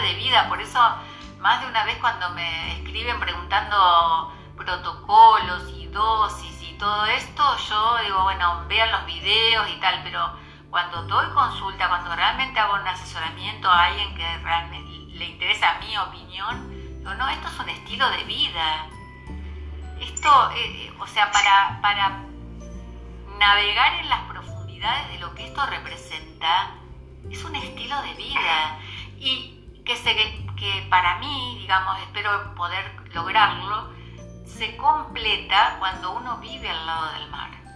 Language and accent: Spanish; Argentina; yo sí soy argentina